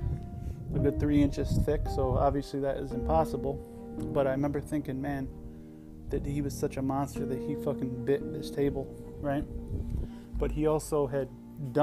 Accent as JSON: {"language": "English", "town": "Johnson City", "region": "New York", "country": "United States", "tie": "born or raised there", "said": "I grew up in Johnson City, New York, right next to Binghamton, New York, upstate"}